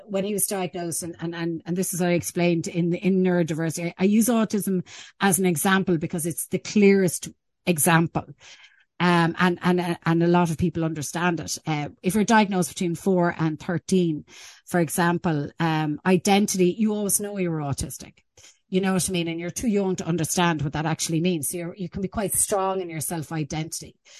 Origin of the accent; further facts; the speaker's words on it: Ireland; we're actually quite good in our attitude as an Irish people, as an Irish culture